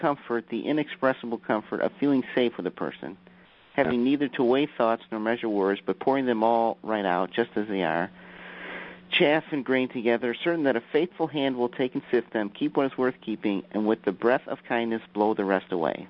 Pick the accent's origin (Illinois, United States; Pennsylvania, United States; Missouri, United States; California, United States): Missouri, United States; I'm from Missouri.